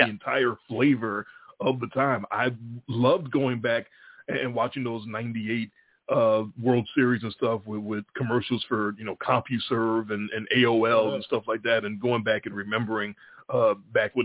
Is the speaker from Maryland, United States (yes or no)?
no; Chicago, Illinois, United States; moved away as an adult; now in Memphis, United States; I moved from Chicago, from being in Chicago my whole life